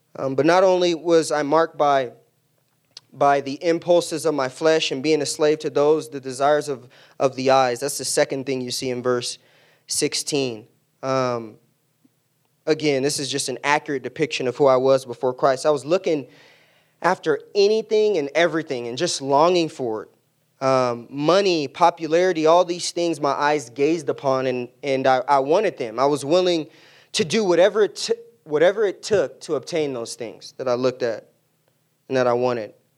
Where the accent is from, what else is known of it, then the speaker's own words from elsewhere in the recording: San Diego, California, United States; moved away; I grew up in San Diego in an immediate family of four.